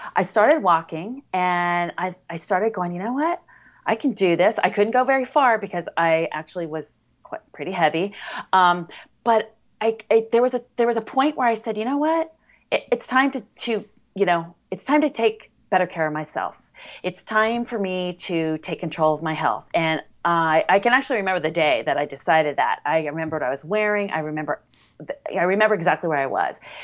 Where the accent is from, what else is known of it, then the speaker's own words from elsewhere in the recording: Coronado, California, United States; I was born in Coronado, California, which is a city in the San Diego area